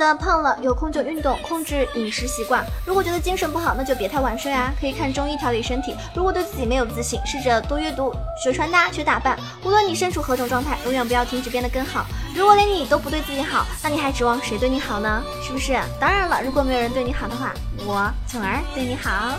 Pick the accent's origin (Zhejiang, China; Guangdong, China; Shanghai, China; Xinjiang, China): Zhejiang, China; 作为一个浙江人